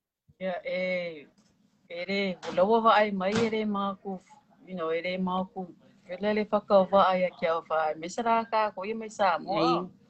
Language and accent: English; Samoa; You're from Samoa and I'm also from Samoa.